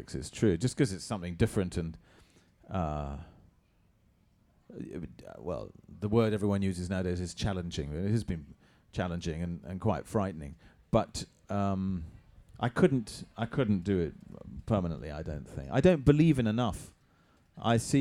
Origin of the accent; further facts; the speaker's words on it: England, United Kingdom; I'm too English